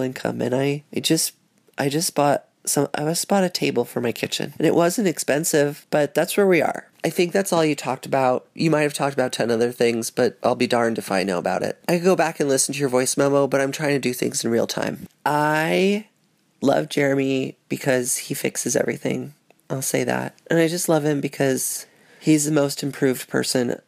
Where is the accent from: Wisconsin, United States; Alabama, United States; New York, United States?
New York, United States; New York City; I grew up on Thompson between Spring and Broom